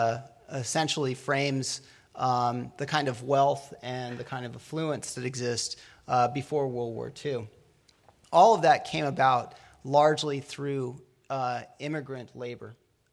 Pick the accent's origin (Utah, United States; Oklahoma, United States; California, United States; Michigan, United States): California, United States; Pomona Valley; I come from Pomona Valley